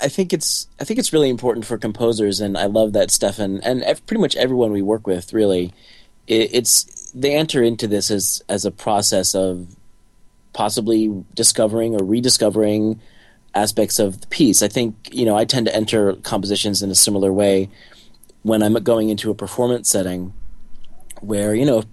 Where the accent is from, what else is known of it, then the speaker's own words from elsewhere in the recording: New Jersey, United States; I grew up in New Jersey, in a family of artistically inclined people, but not of any professional artists.